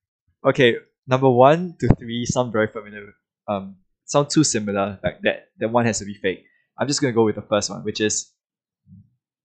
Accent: Singapore; I'm Singaporean

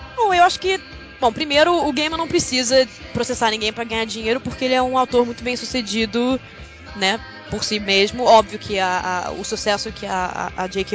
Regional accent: Brazil; moved away as an adult; now in London, United Kingdom; Eu passei a minha vida inteira no Brasil

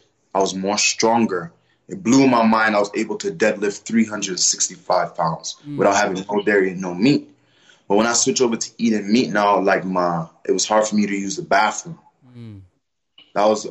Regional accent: New York City, New York, United States; I'm originally from Brooklyn, Flatbush

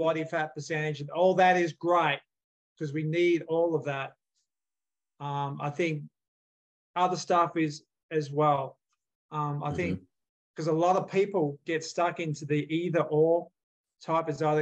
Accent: Australia; now in United States; I grew up in Australia

